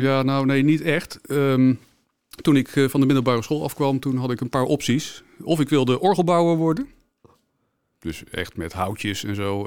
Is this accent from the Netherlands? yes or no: yes; The Hague, South Holland, Netherlands; ik kom zelf uit Den Haag